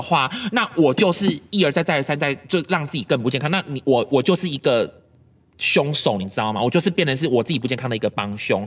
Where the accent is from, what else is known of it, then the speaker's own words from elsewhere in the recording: Kaohsiung, Taiwan; 我们高雄人